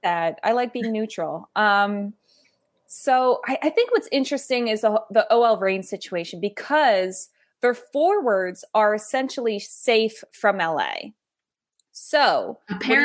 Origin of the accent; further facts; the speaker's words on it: United States; us as American sports fans